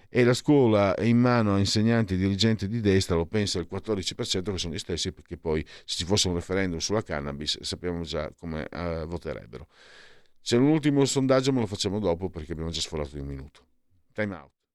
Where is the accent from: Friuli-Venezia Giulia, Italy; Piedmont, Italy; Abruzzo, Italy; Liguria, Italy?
Friuli-Venezia Giulia, Italy; vengo dal Friuli